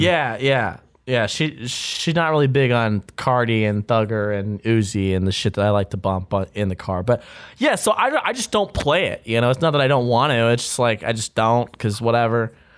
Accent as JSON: {"language": "English", "country": "United States", "said": "I'm an American"}